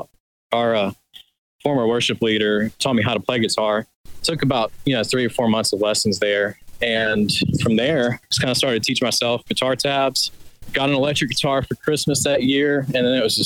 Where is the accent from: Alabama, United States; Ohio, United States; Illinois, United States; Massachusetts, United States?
Alabama, United States; Birmingham; I'm from Birmingham